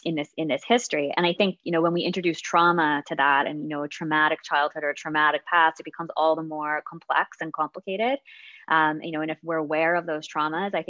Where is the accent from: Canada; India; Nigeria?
Canada; I'm Canadian